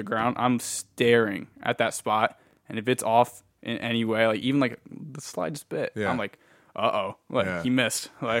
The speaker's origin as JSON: {"language": "English", "region": "California", "country": "United States", "said": "I mean, you know, I'm like from California originally. I don't like the snow either still."}